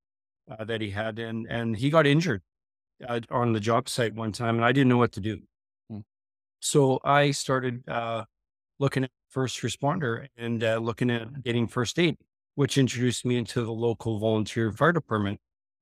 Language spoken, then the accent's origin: English; Gillam, Manitoba, Canada; So it was really rural Manitoba there. I grew up in Gillam by Hudson Bay, mostly Nipawa. That was most of my life as a young fella.